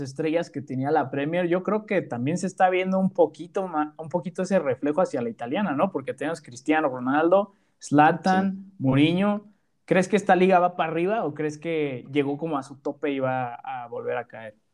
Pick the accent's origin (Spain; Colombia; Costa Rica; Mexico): Mexico; nosotros somos de México